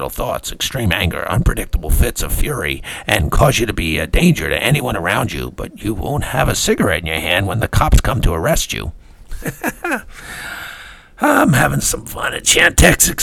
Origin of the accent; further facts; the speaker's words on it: New York City, New York, United States; I was born in Brooklyn, nobody from Brooklyn sounds like that.